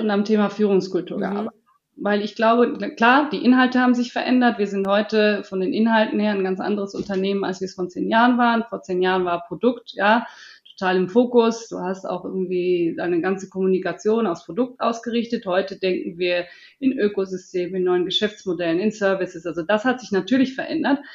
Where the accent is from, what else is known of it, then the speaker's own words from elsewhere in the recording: Switzerland; ich bin aus der Schweiz